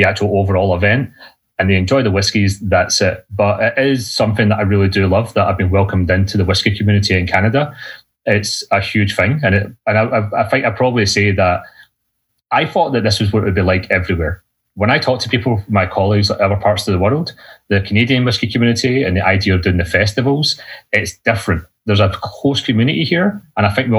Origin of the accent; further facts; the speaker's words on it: Lanarkshire, Scotland, United Kingdom; I am from Scotland. I'm from a place just outside Glasgow called Lanarkshire